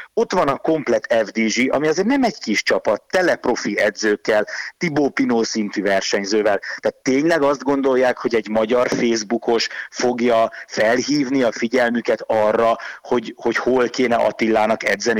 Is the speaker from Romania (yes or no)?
no; Hungary; franciai, meg magyar vagyok